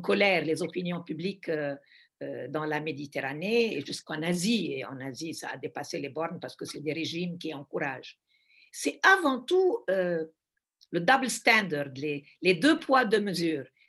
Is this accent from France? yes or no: no; Lebanon; also born or lived in Brussels; je suis du Liban